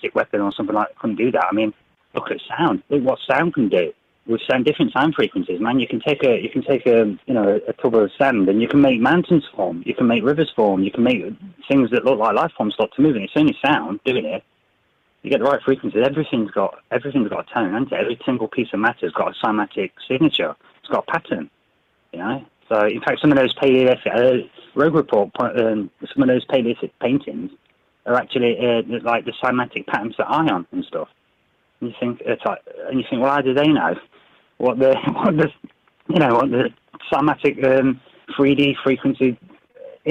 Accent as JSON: {"language": "English", "country": "United Kingdom", "said": "I'm from Britain"}